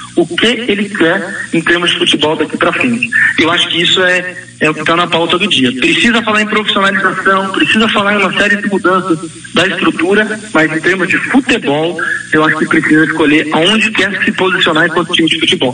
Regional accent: Campinas, São Paulo, Brazil; nós somos de Campinas

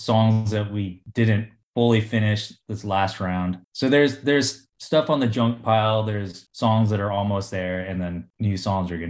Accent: Southern California, United States; now in San Francisco, United States; growing up in Southern California

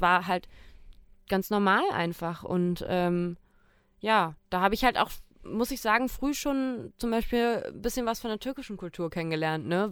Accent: Germany; ich komme aus Deutschland, bin in Deutschland geboren

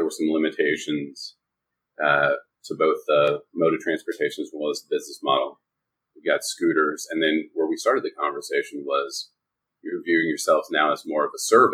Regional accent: Denver, Colorado, United States; now in New York, United States; I'm from Denver

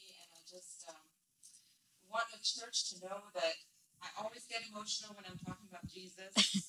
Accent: Jakarta, Indonesia; also born or lived in Mumbai, India / Tanzania / Abu Dhabi; So I was born in Bombay, and I lived there about 6 years, and then we moved to Tanzania in Africa. And from there, you know, life's journey brought me on to several other countries. Abu Dhabi, lived in Jakarta, which is where I grew up in Indonesia.

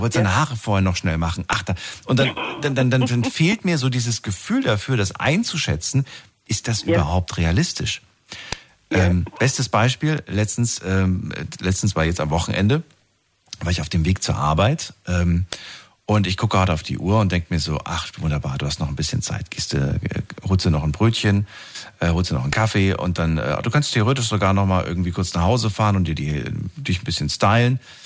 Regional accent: Germany; bei uns in Deutschland.

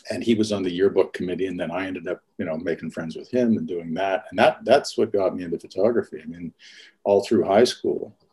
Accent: St. Albert, Alberta, Canada; i grew up all over canada but i mean the the formative years and where i started uh, photography was was just outside of edmonton in a, in a little suburb called st albert

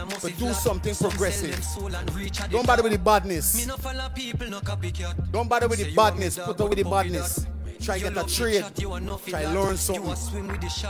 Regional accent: Georgetown, Demerara-Mahaica, Guyana; Me as a boy, I come from Tiger Bay.

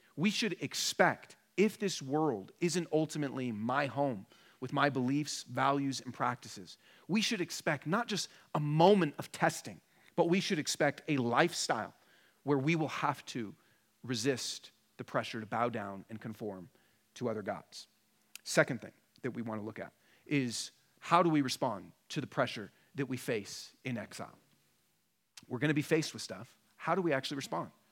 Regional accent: Portland and Seattle, Pacific Northwest, United States; moved away as an adult; now in Denver, United States; I'm from Portland and Seattle originally, and then have been in Denver for about ten years

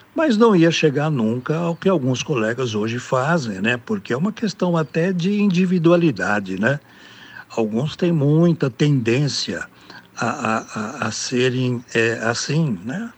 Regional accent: Americana, São Paulo, Brazil; eu sou do interior de São Paulo, sou de Americana, aqui na região metropolitana de Campinas, né? Nasci aqui, moro aqui

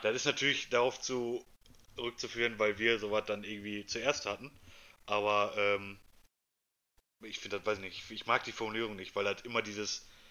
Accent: Germany; also born or lived in Essen; hier bei uns in Deutschland

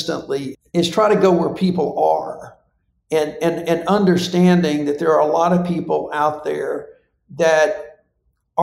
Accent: Alabama, United States; from Alabama

